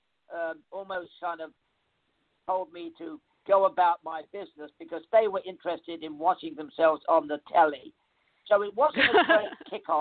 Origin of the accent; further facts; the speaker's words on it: London, United Kingdom; moved away; I came from the East End of London